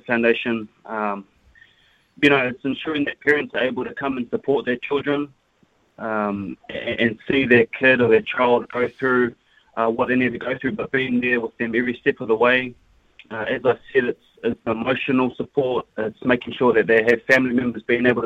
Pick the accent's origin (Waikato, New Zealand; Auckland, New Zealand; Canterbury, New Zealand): Canterbury, New Zealand; Christchurch; I'm from Christchurch, so I bleed red and black